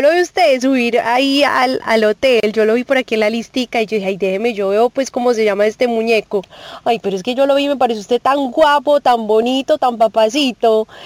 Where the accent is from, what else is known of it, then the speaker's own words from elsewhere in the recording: Medellín, Antioquia, Colombia; moved away; Bueno, yo soy de Medellín, lo que pasa es que pues llegué hace mucho, pero usted sabe que ese acentico a uno nunca se le pierde, bebé.